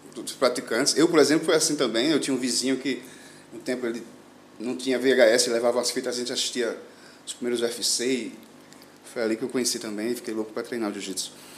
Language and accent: Portuguese; Northeast Region, Brazil; moved away as an adult; now in Al Ain, United Arab Emirates; Eu que sou do Nordeste, acostumado, acostumado com calor